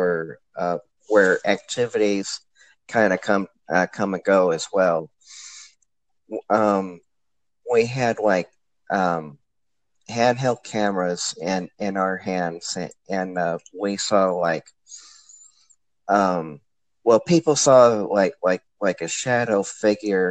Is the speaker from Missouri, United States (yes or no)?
yes; St. Louis, Missouri, United States; now in O'Fallon, United States; born and raised in St. Louis. I still am a St. Louisan, but now I live out in O'Fallon, Missouri